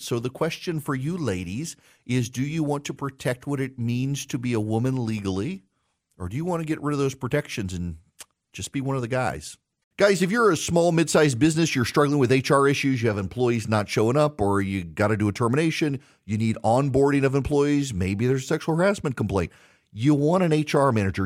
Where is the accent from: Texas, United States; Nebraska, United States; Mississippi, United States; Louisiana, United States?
Louisiana, United States; now in Georgia, United States; my home state of Louisiana.